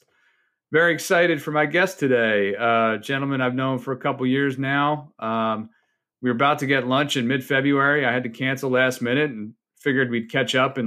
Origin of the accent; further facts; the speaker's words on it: Northfield, New Jersey, United States; also born or lived in King of Prussia, Pennsylvania; I grew up in Northfield, New Jersey, right outside Margate, Atlantic City area